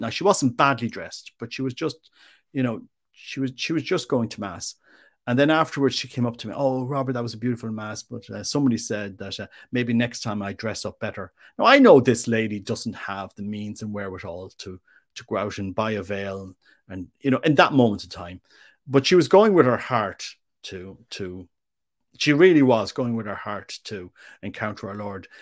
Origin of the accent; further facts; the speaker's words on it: Ireland; also born or lived in Mexico; as an Irishman